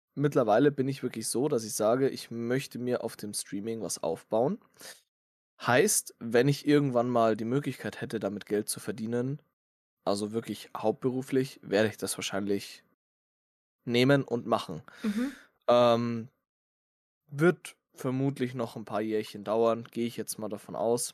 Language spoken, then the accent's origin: German; Bavaria, Germany; ich komme ja aus Bayern